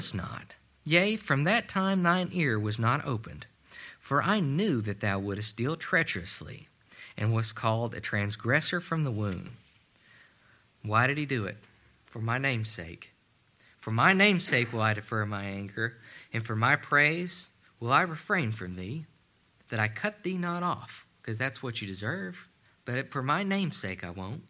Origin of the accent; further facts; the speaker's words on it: Ashland, Kentucky, United States; I grew up in a steel town. I grew up in Ashland, Kentucky.